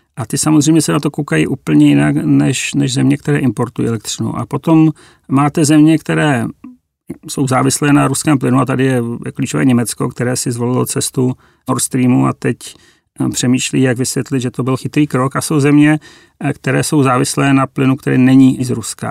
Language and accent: Czech; Czechia; my jako Češi